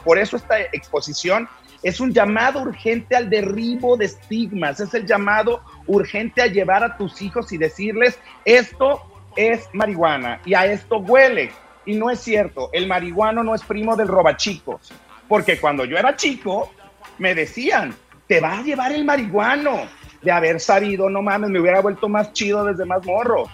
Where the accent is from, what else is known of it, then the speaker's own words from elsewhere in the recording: Mexico; nosotros como mexicanos